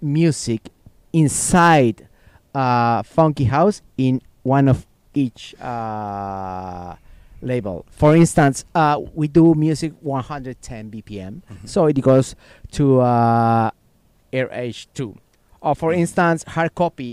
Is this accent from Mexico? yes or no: yes; Puebla, Mexico; also born or lived in Mexico City / Texas; we come from Puebla, Mexico